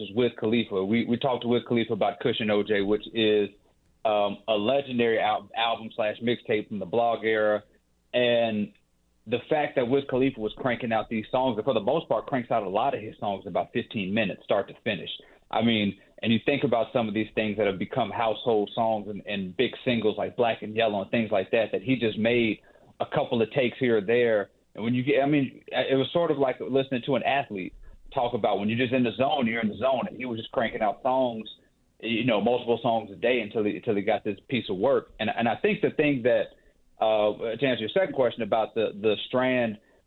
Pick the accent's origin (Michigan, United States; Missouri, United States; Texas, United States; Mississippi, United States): Mississippi, United States; I'm from Mississippi.